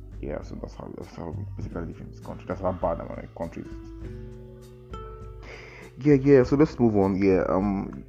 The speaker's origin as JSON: {"language": "English", "country": "Nigeria", "said": "to live in Nigeria is not easy actually. To be a Nigerian, even as a Nigerian, it's not easy as well too"}